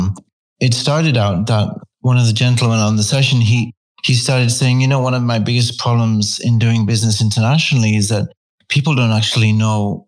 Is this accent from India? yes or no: no; United Kingdom; being British